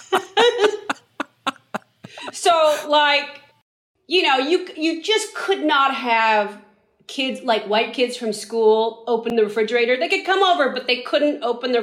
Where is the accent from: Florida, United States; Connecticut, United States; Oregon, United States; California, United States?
California, United States; San Francisco; we grew up in San Francisco